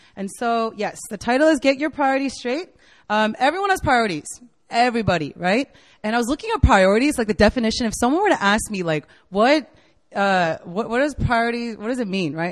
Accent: United States; moved away as an adult; also born or lived in Virginia / Korea; now in South Korea; I'm from the States. I was born and raised there

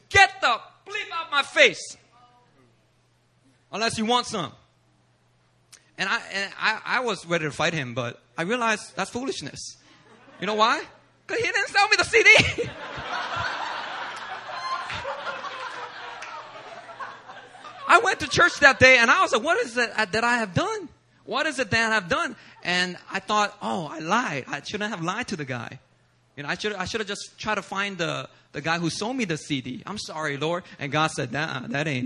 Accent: Philadelphia, Pennsylvania, United States; I'm from Philly

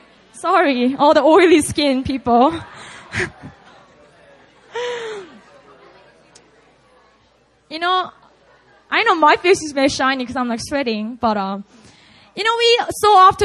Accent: Busan, South Korea; moved away; Busan's going down soon. It's my hometown

